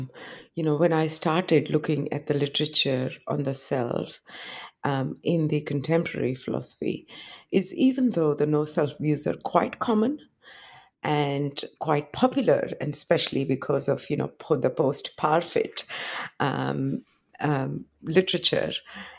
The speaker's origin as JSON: {"language": "English", "country": "India", "said": "I come from India, but I was trained. I did my PhD in the West. I did my first 2 degrees in Delhi."}